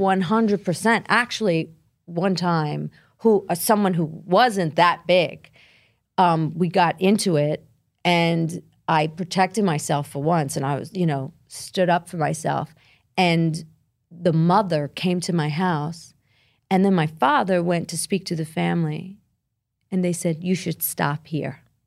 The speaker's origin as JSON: {"language": "English", "town": "Brooklyn", "region": "New York", "country": "United States", "tie": "born or raised there", "said": "I grew up in Brooklyn. I'm Italian, part Albanian"}